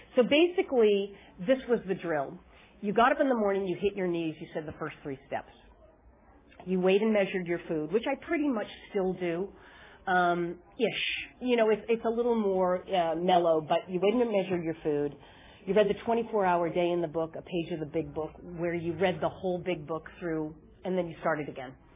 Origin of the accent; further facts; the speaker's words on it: Boston, Massachusetts, United States; Boston, Massachusetts, where I'm from